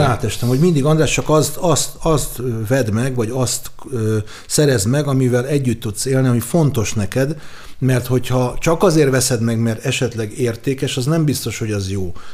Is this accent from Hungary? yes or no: yes; Budapest, Hungary; a zuglói vagyok, és a legközelebb a sport és a zugló mozi volt